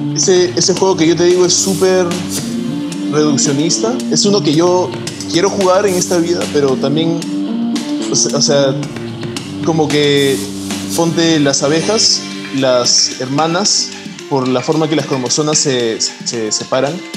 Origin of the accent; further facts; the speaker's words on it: Peru; yo soy peruano